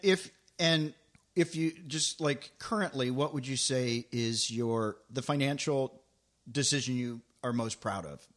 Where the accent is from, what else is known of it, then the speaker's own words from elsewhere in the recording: Tennessee, United States; moved away; also born or lived in Los Angeles; I grew up in Tennessee, so when I moved to L